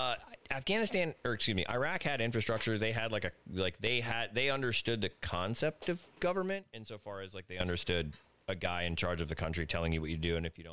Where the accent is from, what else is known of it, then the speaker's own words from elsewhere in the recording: Alabama, Florida, United States; I was born in Alabama.